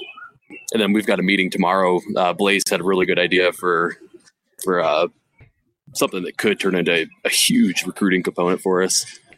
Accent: Ottawa Lake, Michigan, United States; Yep, from Ottawa Lake, right above Toledo.

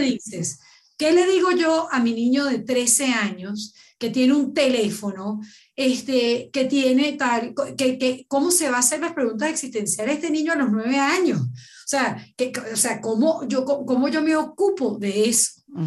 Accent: Venezuela; como venezolana que soy

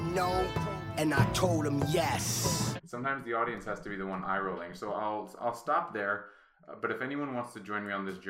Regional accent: Kensington, Maryland, United States; born or raised there

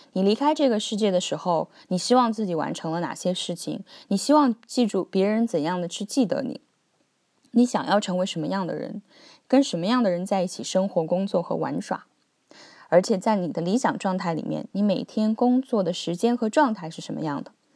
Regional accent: China; moved away as an adult; also born or lived in Beijing / Hong Kong / Cambridge; now in Australia; 我们中国人都说有三百六十五行，行行出状元

